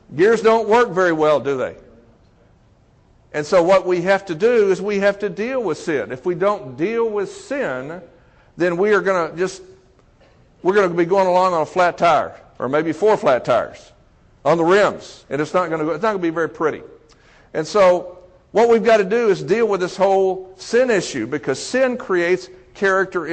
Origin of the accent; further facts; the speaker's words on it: Texas, United States; growing up in Texas as a Baptist, going to church every Sunday